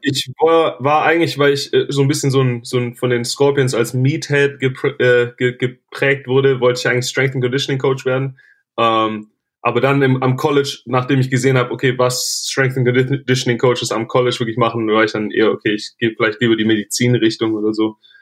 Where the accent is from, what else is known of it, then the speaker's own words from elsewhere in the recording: Germany; moved away as an adult; also born or lived in Tennessee; als Deutscher